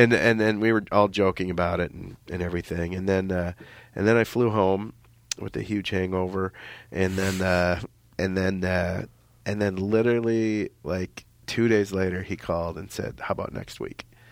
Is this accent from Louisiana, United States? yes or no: no; Minnesota, United States; I'm from Minnesota